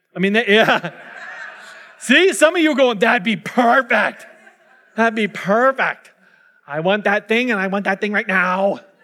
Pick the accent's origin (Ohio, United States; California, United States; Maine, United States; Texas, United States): California, United States; Orange County; moved away; I'm from Orange County.